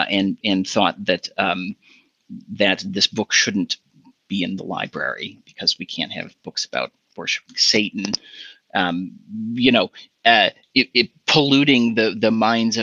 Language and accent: English; Hudson, Wisconsin, United States; also born or lived in St. Paul, Minnesota / Evanston, Illinois / Chicago, Illinois; we moved to a town called Hudson, Wisconsin